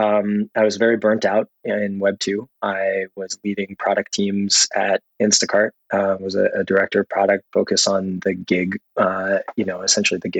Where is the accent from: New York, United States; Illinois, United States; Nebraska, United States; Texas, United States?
Texas, United States; Austin; I grew up in Austin, Texas